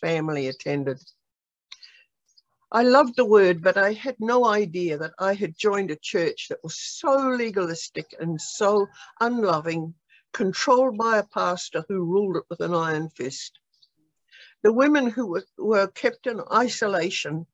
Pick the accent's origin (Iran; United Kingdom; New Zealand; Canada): New Zealand; also born or lived in Australia / Kansas City, United States; now in United States; I was born in New Zealand way back during the war